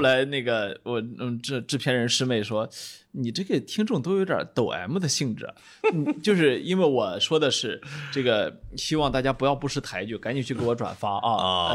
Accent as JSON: {"language": "Chinese", "region": "Shandong", "country": "China", "said": "因为我是个山东人"}